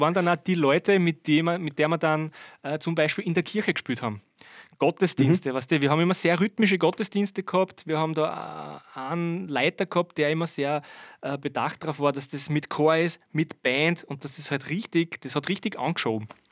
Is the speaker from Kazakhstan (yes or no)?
no; Birkfeld, Styria, Austria; also born or lived in Vorau; ich komme ja gar nicht aus Weiz, ich komme aus Birkfeld